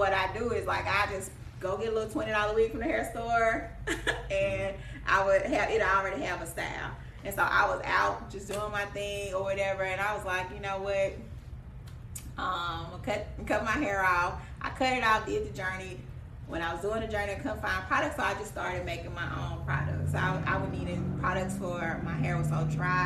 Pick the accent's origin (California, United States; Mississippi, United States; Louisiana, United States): Mississippi, United States; Jackson; I'm from Jackson, Mississippi.